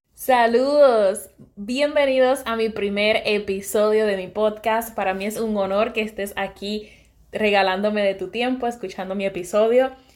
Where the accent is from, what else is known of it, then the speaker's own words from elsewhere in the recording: Sabana Grande, Puerto Rico; Soy de Puerto Rico, nací y me crié en el área oeste de Puerto Rico. Me crié en un pueblo humilde, mi bello pueblo, ciudad petatera, Sabana Grande